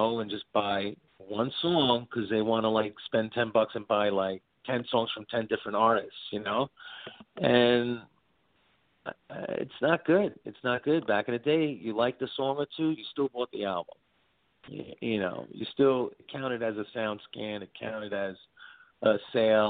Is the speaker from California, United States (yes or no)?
no; New York City, New York, United States; where I grew up in Brooklyn